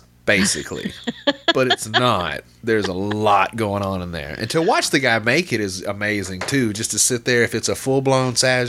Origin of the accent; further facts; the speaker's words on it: Little Rock, Arkansas, United States; And I'm from Little Rock, you know, the outskirt of Little Rock